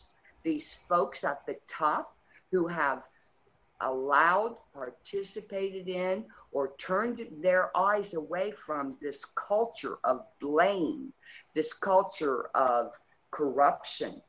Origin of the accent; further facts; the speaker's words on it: Ross County, Ohio, United States; I come from Ross County. The population of my county is about maybe 75,000